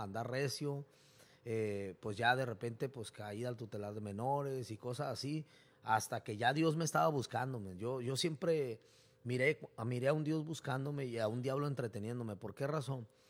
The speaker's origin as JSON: {"language": "Spanish", "town": "Tijuana", "region": "Baja California", "country": "Mexico", "tie": "born or raised there", "also_born_or_lived": "Mexicali", "said": "yo nací en Mexicali, pero me he creado casi toda mi vida aquí en Tijuana"}